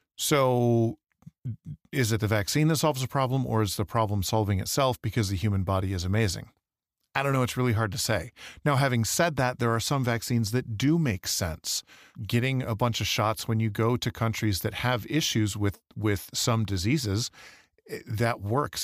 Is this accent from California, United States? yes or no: no; Michigan, United States; now in Idaho, United States; Growing up in Michigan